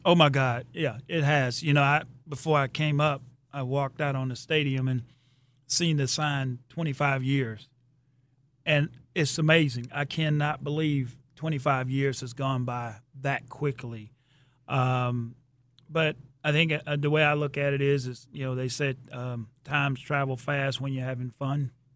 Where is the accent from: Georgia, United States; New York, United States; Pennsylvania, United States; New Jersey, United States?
Georgia, United States; Athens; moved away; came down to Athens, my hometown